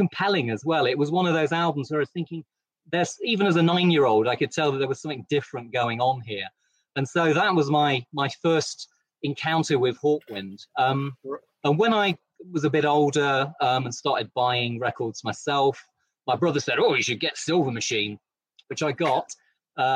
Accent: East Midlands, United Kingdom; I'm from the East Midlands, and so heavy metal is in my blood

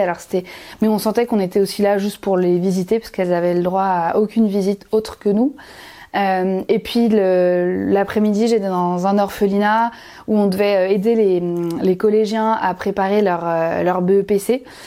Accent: Dinard, Brittany, France; je suis née à Dinard, en Bretagne, près de Saint-Malo, au bord de la mer.

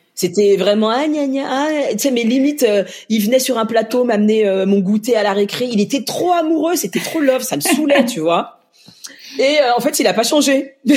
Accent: Lyon, Auvergne-Rhône-Alpes, France; also born or lived in Mali; je suis lyonnaise

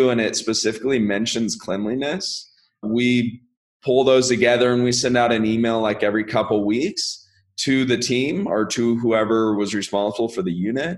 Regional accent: Sacramento, California, United States; I'm from Sacramento originally, and that's where I started investing

